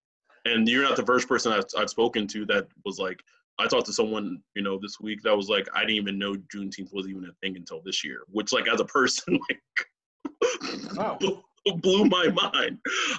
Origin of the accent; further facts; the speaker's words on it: Texas, United States; moved away as an adult; now in California, United States; I was born and raised in Texas.